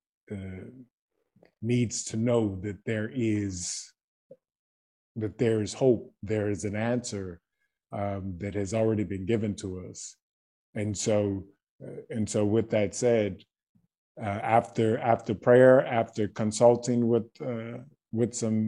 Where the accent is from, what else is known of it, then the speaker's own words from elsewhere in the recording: Baton Rouge, Louisiana, United States; moved away as an adult; now in Croatia; I was born in Baton Rouge, Louisiana.